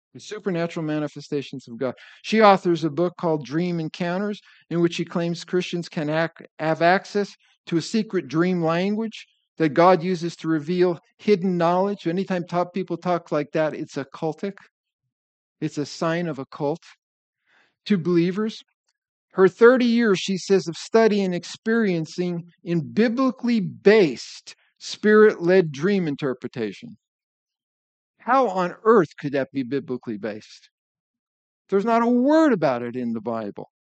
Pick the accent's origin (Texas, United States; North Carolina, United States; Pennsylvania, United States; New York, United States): Pennsylvania, United States; northeastern; I was growing up in Pennsylvania